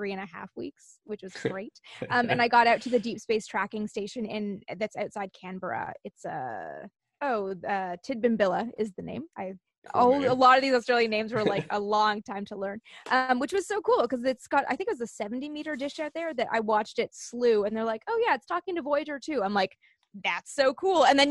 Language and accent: English; Canada; I'm from Canada